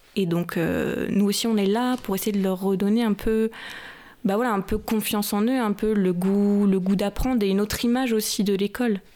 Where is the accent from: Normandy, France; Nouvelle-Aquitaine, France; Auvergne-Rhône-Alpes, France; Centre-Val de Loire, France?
Centre-Val de Loire, France; Chinon; moved away as an adult; also born or lived in Tours; now in Paris region, France; j'ai fait mes études à Tours et je viens de Chinon